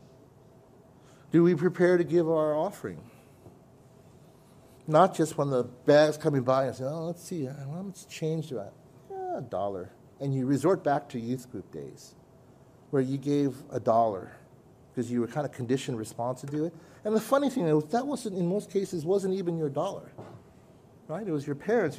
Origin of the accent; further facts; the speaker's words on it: California, United States; I'm from California